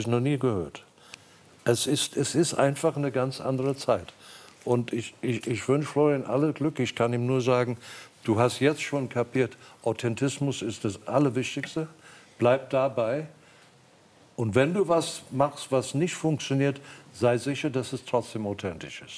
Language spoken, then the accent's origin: German; South Africa; moved away as an adult; also born or lived in England / Germany; Ich, ich bin aus Südafrika gegangen